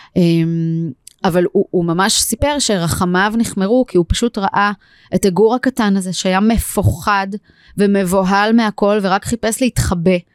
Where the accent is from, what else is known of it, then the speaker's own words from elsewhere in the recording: Israel; also born or lived in Tel Aviv, Israel; now in Hod HaSharon, Israel; גדלתי במושב, תמיד היו לנו כזה כלבי, כלבי מושב בחצר